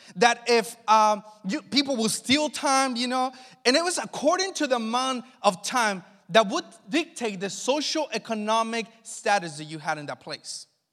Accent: Mexico; also born or lived in Los Angeles, United States; now in Northern California, United States; Growing up in Mexico

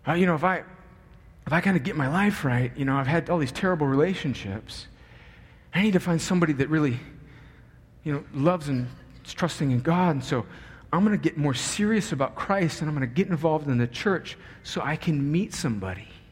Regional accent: United States; moved away; I grew up on the Mexican border

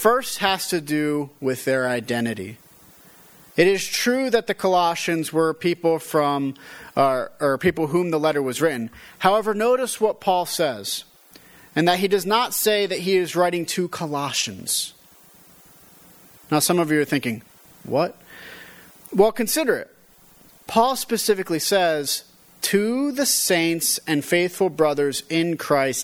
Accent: Westfield, Pennsylvania, United States; an American, a Pennsylvanian, a person from Westfield, a Westfieldian

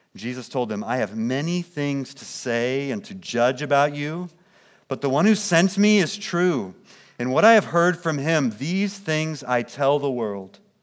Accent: Kansas City, Missouri, United States; now in St. Charles, Illinois, United States; I grew up in Kansas City, Missouri, suburbs of Kansas City

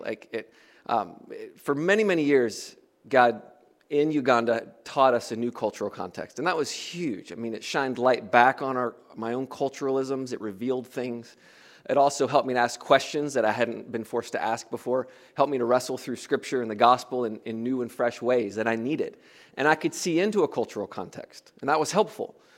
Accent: United States; moved away as an adult; also born or lived in Africa; as an American

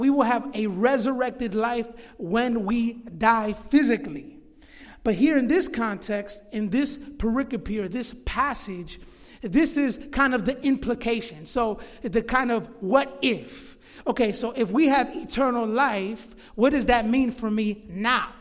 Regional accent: Florida, United States; moved away as an adult; now in Chicago, United States; I actually grew up in Florida. Right now I'm 31 years old, but I moved to Chicago when I was 19 years old in 2008.

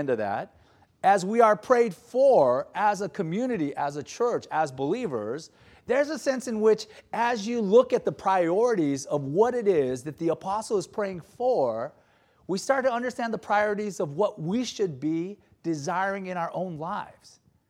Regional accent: Gardena, California, United States; I grew up in South Bay. You guys refer to it as South Bay too, right? Gardena.

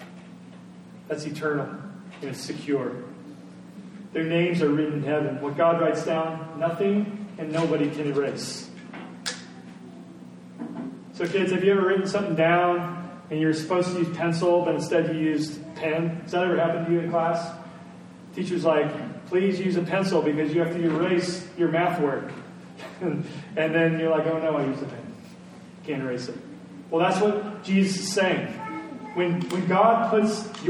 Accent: Indiana, United States; our little subdivision that we grew up in Indiana

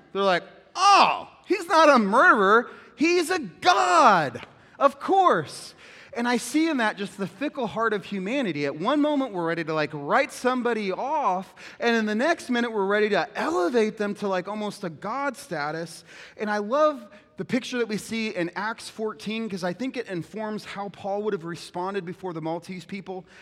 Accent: United States; we're not American Christians, we're Christian Americans

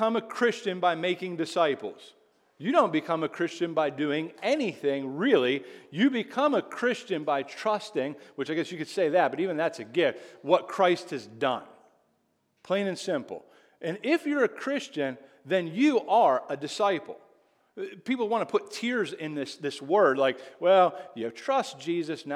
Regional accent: Greensburg, Pennsylvania, United States; I'm actually from Whitesburg, Pennsylvania

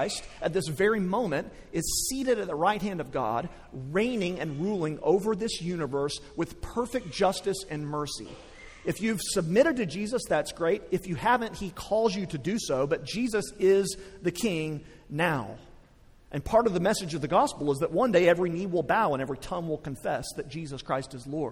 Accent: West Texas, United States; I grew up in West Texas

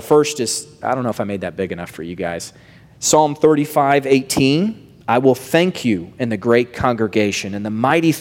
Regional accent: the South, United States; I grew up in the South

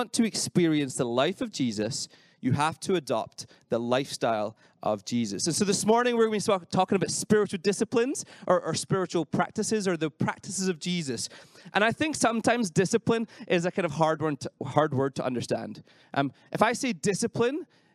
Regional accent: Scotland, United Kingdom; moved away; I'm not from here. I'm from Scotland.

